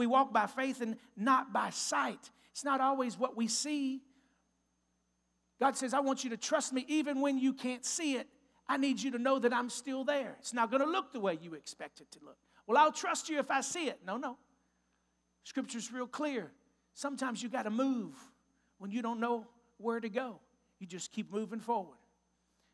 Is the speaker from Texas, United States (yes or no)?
yes; Texas, United States; moved away as an adult; now in Newtown, Ohio, United States; I'm from Texas. If you can't tell from my accent yet, I'm a Texas boy